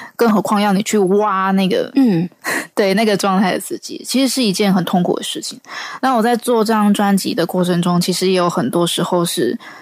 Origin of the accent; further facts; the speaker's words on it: Taiwan; 我是来自台湾的创作歌手